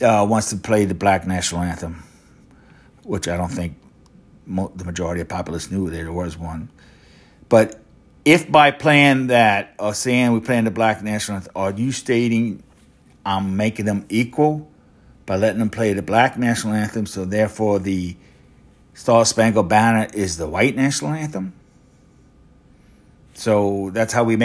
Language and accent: English; Louisiana, United States; I'm from Louisiana